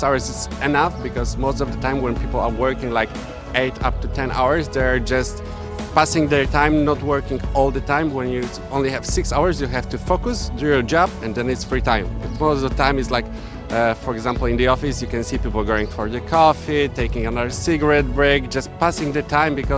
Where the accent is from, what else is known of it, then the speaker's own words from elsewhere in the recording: Poland; we're from Poland